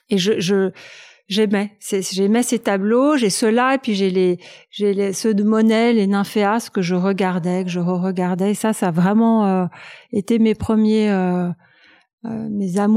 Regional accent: Paris, Île-de-France, France; je suis née à Paris, dans le 8e arrondissement

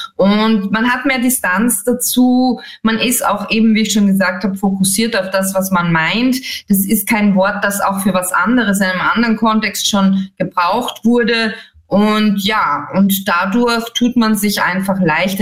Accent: Austria; accent: Austrian; als Österreicherin

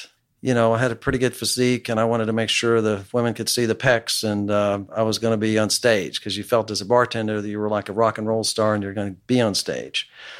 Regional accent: West Texas, United States; also born or lived in Dallas, Texas; I was a 17-year-old kid growing up in West Texas

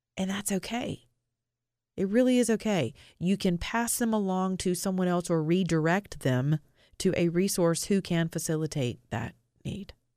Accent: Atlanta, Georgia, United States; my hometown of Atlanta, Georgia

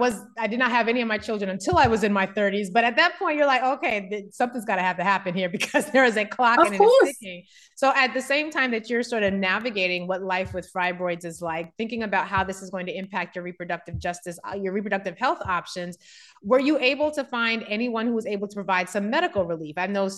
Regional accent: Germany; I grew up in Germany, or spent most of my childhood in Germany, and having access to free healthcare is something I've long forgotten the benefits of.

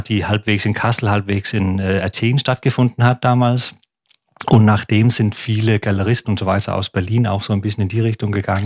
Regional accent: Aarhus, Central Denmark Region, Denmark; German is a second language; moved away as an adult; also born or lived in Odense, Denmark / Copenhagen, Denmark; Also ich bin in Odense geboren, in der Mitte von Dänemark auf Fünen und dann in Aarhus aufgewachsen

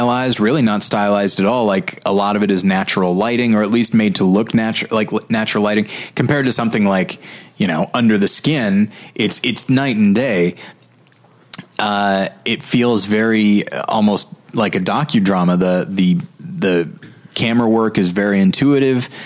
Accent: United States; as an American

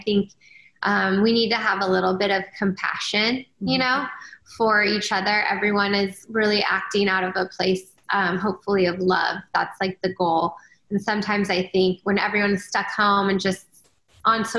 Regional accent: Canada; now in United States; I'm actually from Canada

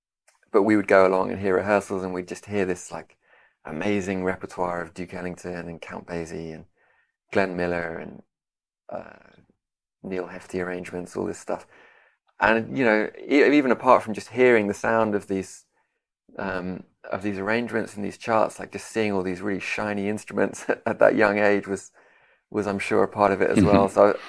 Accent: London, United Kingdom; moved away as an adult; also born or lived in Detroit; now in Kraków, Poland; I grew up in London, where I am now. Although a few years ago, I moved to Krakow in Poland, where I live currently. I was born in Detroit, but moved.

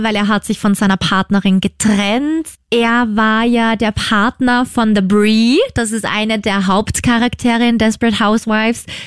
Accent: Upper Austria, Austria; Das ist ja gleich quasi in meiner Heimat

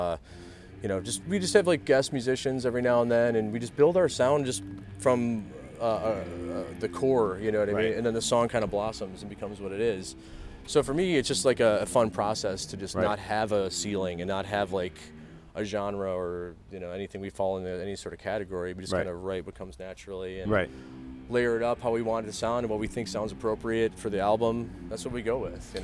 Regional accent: Cleveland, Ohio, United States; moved away as an adult; also born or lived in Austin, Texas; I'm from Cleveland originally

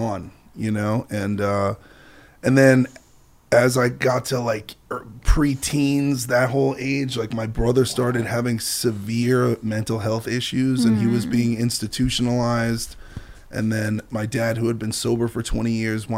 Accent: New York City, New York, United States; moved away as an adult; also born or lived in Los Angeles; I grew up in Brooklyn, and I'm 39

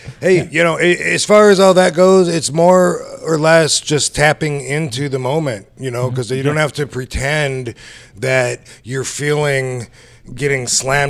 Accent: Battle Creek, Michigan, United States; moved away as an adult; I grew up in Battle Creek, Michigan. Did my whole everything there. Didn't leave till I was... I don't know. After, I guess I was 18-ish.

